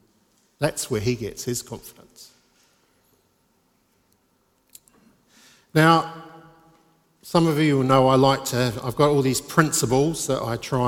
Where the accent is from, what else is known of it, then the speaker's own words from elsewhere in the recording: New Zealand; now in England; I'm from New Zealand. I was going to say I'm a Kiwi